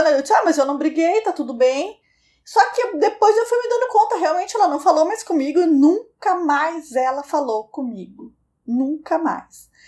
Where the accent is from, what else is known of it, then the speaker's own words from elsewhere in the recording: Rio de Janeiro, Brazil; Tenho 20 anos e sou carioca.